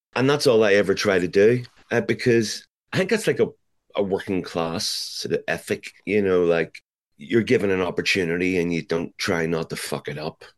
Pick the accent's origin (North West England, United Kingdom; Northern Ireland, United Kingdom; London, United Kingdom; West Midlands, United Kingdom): Northern Ireland, United Kingdom; Belfast; growing up in Belfast